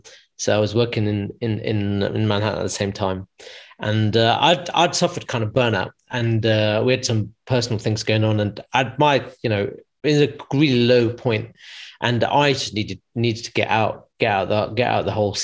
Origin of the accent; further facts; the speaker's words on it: United Kingdom; moved away as an adult; also born or lived in London / United States; there was a school in my hometown, because I was originally in London, so I ended up going back to Midlands